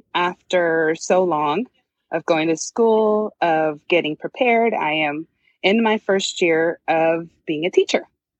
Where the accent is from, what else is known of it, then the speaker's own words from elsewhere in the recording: California, United States; moved away as an adult; also born or lived in Kansas / Washington; now in Seattle area, Washington, United States; born and raised in California, graduated California and, lived in Kansas for 7 years.